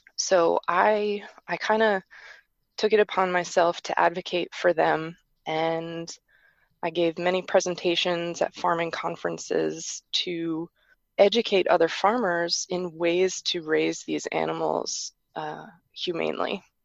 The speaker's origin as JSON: {"language": "English", "region": "New York metropolitan area", "country": "United States", "tie": "born or raised there", "said": "I grew up in the New York metropolitan area"}